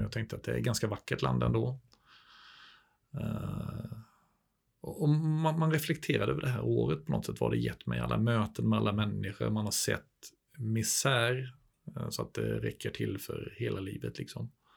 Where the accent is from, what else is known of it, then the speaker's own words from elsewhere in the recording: Småland, Sweden; moved away as an adult; also born or lived in Skövde; nere i Småland, där jag är uppvuxen